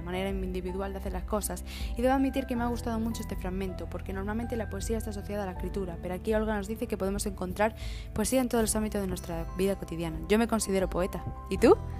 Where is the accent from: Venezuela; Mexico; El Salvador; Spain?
Spain; Extremadura; accent: Extremaduran; yo haber aspirado una S o de haber dicho una palabra típica de Extremadura